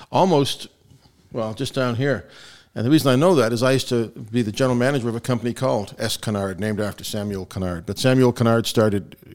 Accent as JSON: {"language": "English", "town": "Belfast", "region": "Northern Ireland", "country": "United Kingdom", "tie": "born there", "said": "Uh, so now, as I told you, I was born in Belfast"}